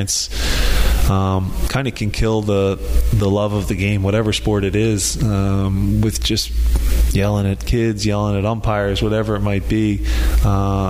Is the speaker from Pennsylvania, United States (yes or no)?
yes; Philadelphia, Pennsylvania, United States; to do it in my hometown